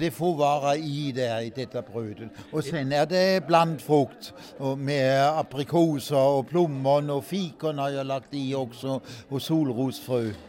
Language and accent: Swedish; Southern Germany, Germany; born or raised there; Swedish is a second language; now in Sweden